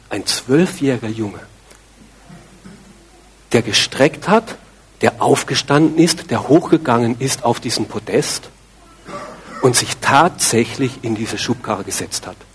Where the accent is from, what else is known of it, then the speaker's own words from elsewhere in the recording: Austria; Ich bin Christ, natürlich. Ich bin ja in Österreich groß geworden, selbstverständlich.